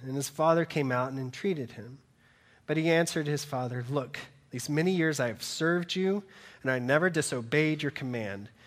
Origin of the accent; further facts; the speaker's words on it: Georgia, United States; moved away; I'm originally from Georgia